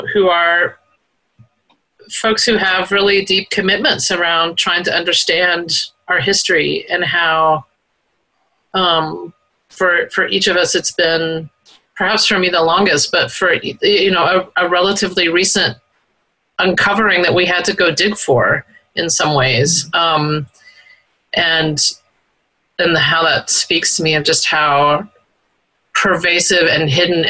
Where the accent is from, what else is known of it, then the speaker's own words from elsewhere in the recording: the South, United States; moved away; also born or lived in the West (US); I'm from the South and have lived out West